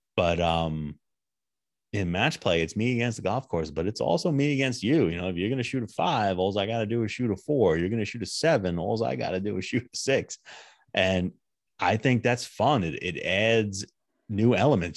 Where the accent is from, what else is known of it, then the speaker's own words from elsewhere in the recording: United States; as an American